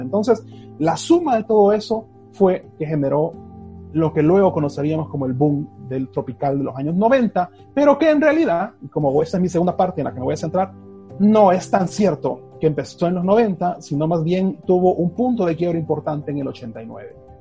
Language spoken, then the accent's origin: Spanish; El Salvador